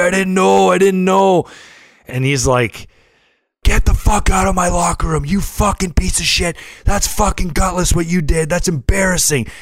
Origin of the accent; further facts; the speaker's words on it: St. Catharines, Ontario, Canada; we grew up in Saint Catharines